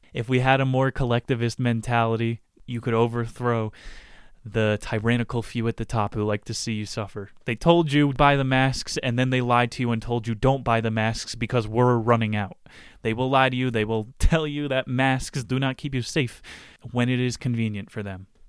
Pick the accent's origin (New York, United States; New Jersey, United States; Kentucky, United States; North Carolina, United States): New Jersey, United States; I grew up in Chris Christie's state where New Jersey, Johnson and Johnson, the headquarters is.